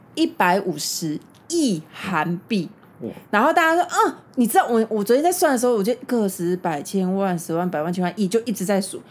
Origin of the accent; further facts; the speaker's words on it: Taiwan; 我们台湾人